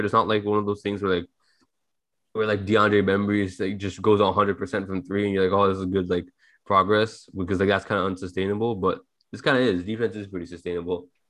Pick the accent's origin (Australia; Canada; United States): Canada; Toronto, Ontario; we're all from Toronto